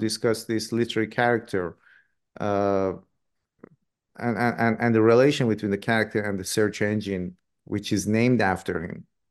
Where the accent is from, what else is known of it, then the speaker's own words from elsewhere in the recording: Iran; moved away; I grew up in Iran myself